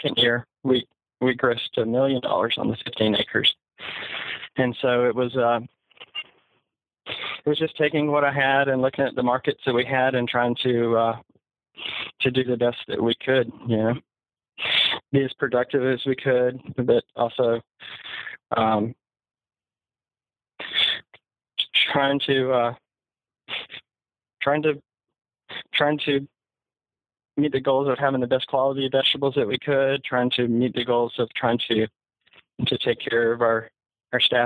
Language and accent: English; Enterprise, Alabama, United States; moved away as an adult; now in Austin, United States; We're both from Southeast Alabama, went to high school in Enterprise, Alabama.